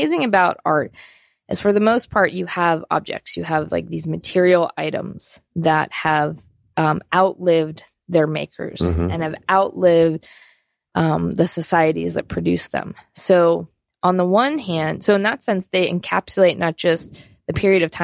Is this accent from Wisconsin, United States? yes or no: no; Pittsburgh, Pennsylvania, United States; moved away; I'm from Pittsburgh, Pennsylvania